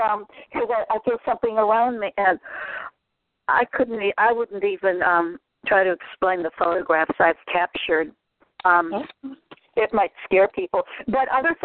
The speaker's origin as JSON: {"language": "English", "region": "Vermont", "country": "United States", "tie": "born or raised there", "also_born_or_lived": "Bay Area, California", "moved": "as an adult", "said": "I just skedaddled on back here to where I grew up in Vermont"}